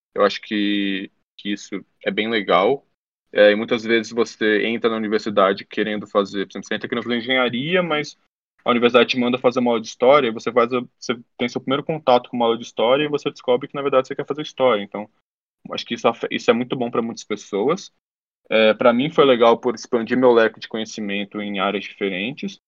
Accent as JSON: {"language": "Portuguese", "town": "Brasília", "region": "Federal District", "country": "Brazil", "also_born_or_lived": "Harvard, United States", "said": "eu sou de Brasília, eu vim da escola pública"}